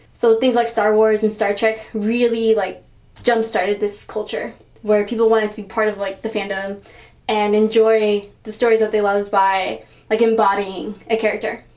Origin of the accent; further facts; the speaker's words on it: Houston, Texas, United States; I'm from Houston, so like NASA is in Houston, so everyone knew about it.